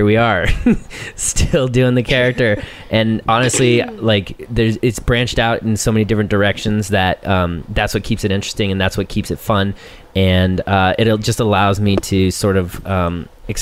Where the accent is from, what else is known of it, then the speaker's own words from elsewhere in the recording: Colorado, United States; I'm from Colorado